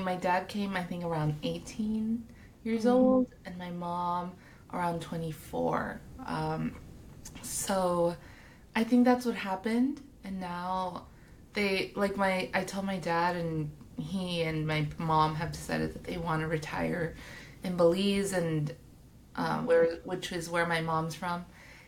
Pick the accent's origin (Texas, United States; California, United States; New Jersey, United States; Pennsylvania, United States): California, United States; Hawthorne; I grew up in Hawthorne